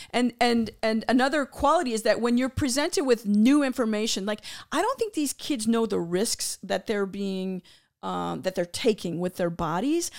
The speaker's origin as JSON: {"language": "English", "town": "Tampa", "region": "Florida", "country": "United States", "said": "I'm from Tampa, Florida"}